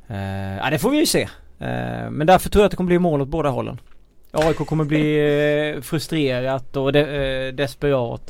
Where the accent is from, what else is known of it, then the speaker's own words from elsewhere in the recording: Småland, Sweden; som smålänning